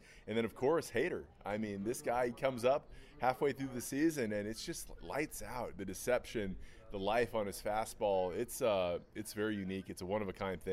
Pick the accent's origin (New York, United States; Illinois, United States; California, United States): California, United States; San Marino; I grew up here in Los Angeles. I grew up in a city called San Marino that's about 20 minutes from the stadium